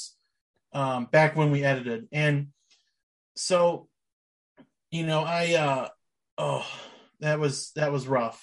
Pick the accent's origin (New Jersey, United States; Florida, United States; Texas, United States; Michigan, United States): Michigan, United States; Three Rivers; now in Kalamazoo, United States; I grew up in Three Rivers